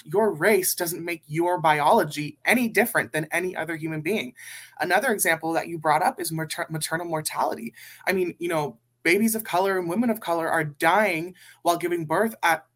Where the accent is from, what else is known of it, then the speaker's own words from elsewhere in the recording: Burbank, California, United States; I am from Burbank, California.